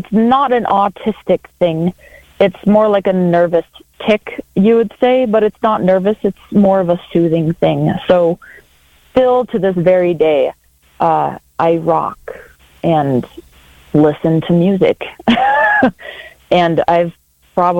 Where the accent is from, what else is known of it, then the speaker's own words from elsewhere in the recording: Brainerd, Minnesota, United States; I was born and raised in Brainerd, Minnesota.